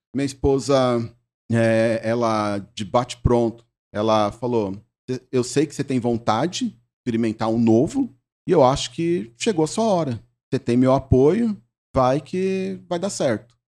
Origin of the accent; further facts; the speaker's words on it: Brazil; eu nasci na Lapa. Hum. Eu nasci na Lapa